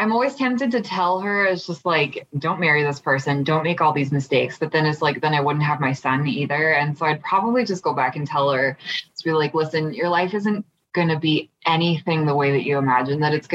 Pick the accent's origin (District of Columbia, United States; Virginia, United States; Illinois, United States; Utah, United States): Utah, United States; I grew up in Utah